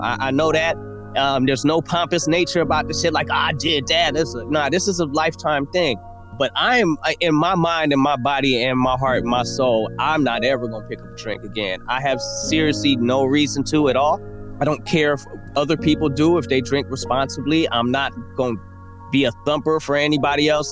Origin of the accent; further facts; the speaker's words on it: Oakland, California, United States; I was growing up in Oakland